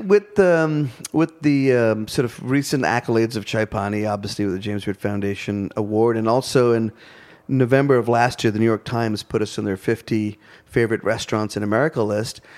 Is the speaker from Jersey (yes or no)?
no; India; now in Asheville, United States; I'm still an Indian interpreting Southern food through the lens of being an Indian